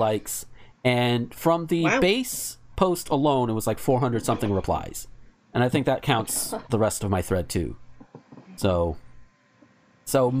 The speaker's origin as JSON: {"language": "English", "area": "near Chipley", "region": "Florida", "country": "United States", "tie": "born or raised there"}